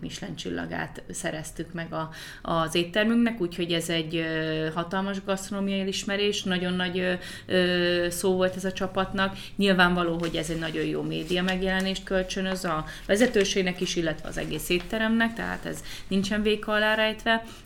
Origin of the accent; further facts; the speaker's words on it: Hungary; moved away; also born or lived in United States / England; amikor 2015-ben hazaköltöztem Magyarországra Amerikából